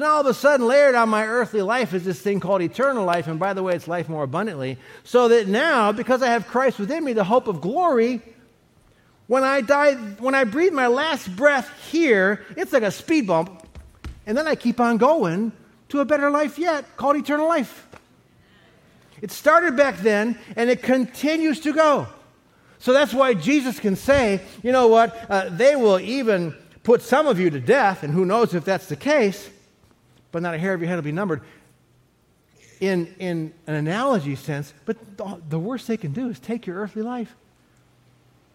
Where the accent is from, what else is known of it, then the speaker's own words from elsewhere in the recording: Cleveland, Ohio, United States; I was born back in Cleveland, Ohio in 1956